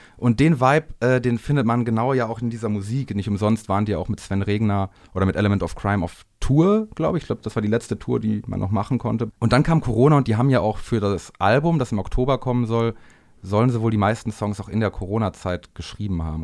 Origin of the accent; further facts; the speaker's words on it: Bielefeld, North Rhine-Westphalia, Germany; aus dem Raum Bielefeld, wo ich herkomme